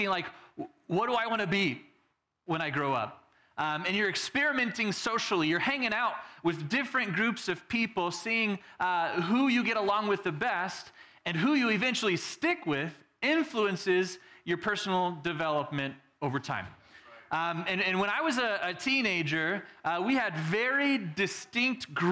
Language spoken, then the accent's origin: English; Texas, United States; Growing up in Texas, we also had the country people